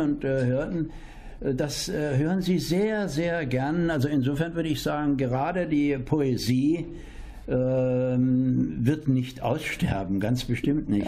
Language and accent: German; Dresden, Saxony, Germany; now in Espelkamp, Germany; ich bin Dresdner